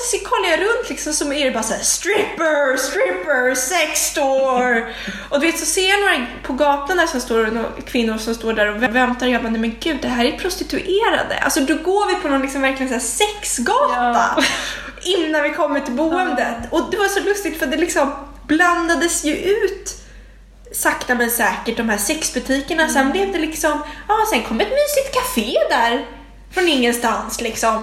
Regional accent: Stockholm, Stockholm County, Sweden; jag växte upp på Långholmsgatan som kallades för Knivsöder back in the days

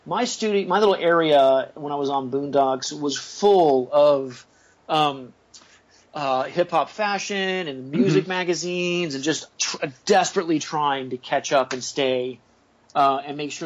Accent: California, United States; I was born in California

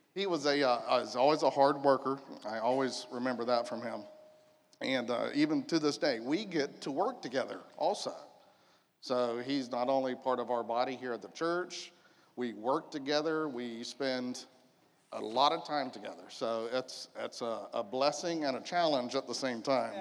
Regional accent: United States; I was born here in Polk County, raised in Polk County, kind of moved around a little bit when I was in my 20s, and now I'm back home.

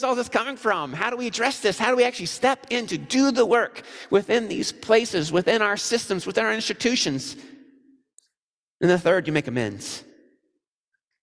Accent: Missouri, United States; I'm from Missouri

